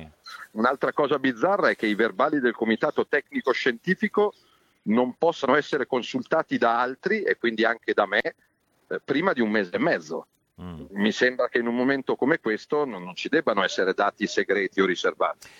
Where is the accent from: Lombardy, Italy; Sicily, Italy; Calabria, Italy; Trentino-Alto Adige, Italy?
Lombardy, Italy; Milan; also born or lived in Rome; rientro nella terra natia